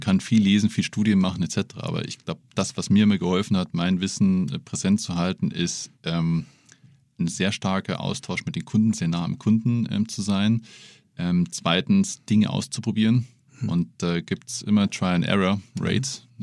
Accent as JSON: {"language": "German", "town": "Munich", "region": "Bavaria", "country": "Germany", "said": "als Münchner"}